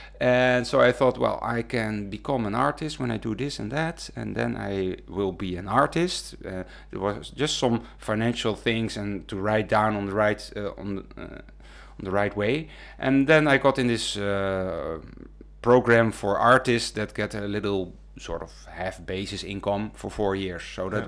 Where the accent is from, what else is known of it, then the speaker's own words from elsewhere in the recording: Wageningen, Gelderland, Netherlands; And I come from Wageningen.